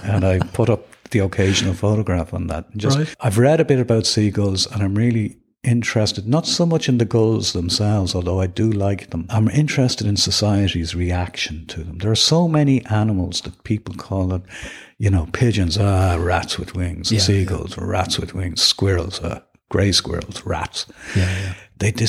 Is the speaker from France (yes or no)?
no; Dublin, Leinster, Ireland; I grew up in Kilbarrick on the north side of Dublin